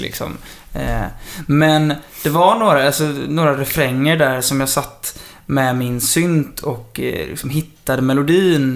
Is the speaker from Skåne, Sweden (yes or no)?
no; Kullavik, Halland County, Sweden; also born or lived in Kungsbacka; Alltså jag kommer både från Kungsbacka och Kullavik, men jag har nästan hängt mest i Kullavik